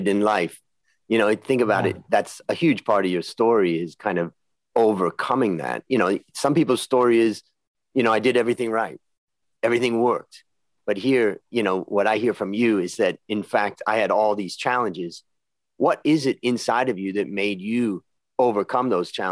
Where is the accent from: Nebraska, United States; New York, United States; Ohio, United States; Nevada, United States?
Ohio, United States; now in Thailand; I grew up in Ohio